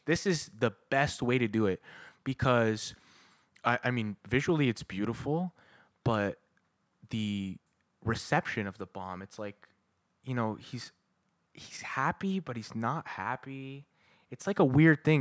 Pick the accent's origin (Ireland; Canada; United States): Canada; we're Canadian